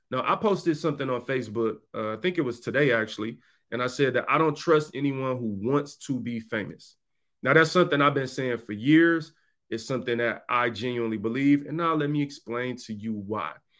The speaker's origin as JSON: {"language": "English", "town": "Detroit", "region": "Michigan", "country": "United States", "tie": "born or raised there", "said": "in my neighborhood growing up in Detroit"}